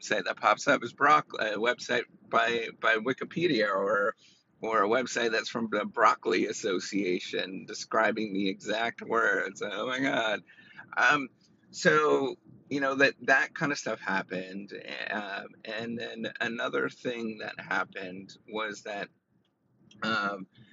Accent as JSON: {"language": "English", "country": "Canada", "said": "I'm Canadian"}